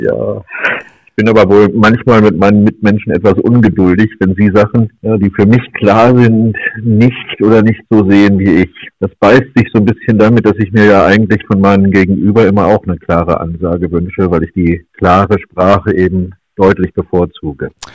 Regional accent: Nienburg, Lower Saxony, Germany; also born or lived in Göttingen; Nienburg ist meine Heimatstadt

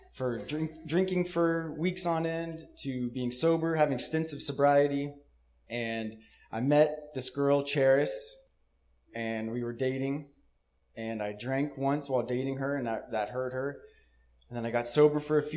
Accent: Jackson, California, United States; I was born and raised in Jackson, California

